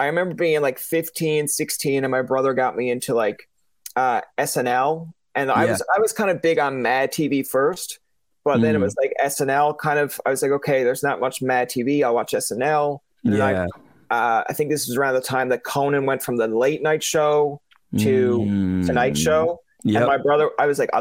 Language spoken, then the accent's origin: English; Newfoundland and Labrador, Canada; I'm from Newfoundland